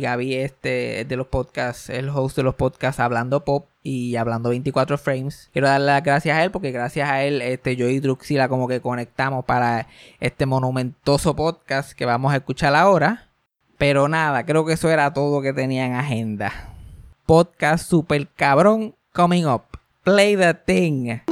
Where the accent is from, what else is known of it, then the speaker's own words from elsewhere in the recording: Mayagüez, Puerto Rico; yo me crié en el campo, yo me crié en María, por allá, Mayagüez